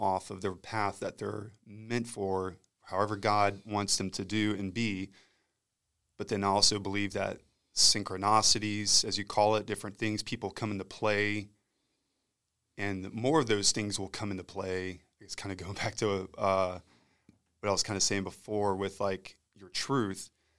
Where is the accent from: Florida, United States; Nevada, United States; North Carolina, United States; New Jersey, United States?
Florida, United States; Eglin; And then I was born and raised at, or born at Eglin, and then grew up here in the area and was raised.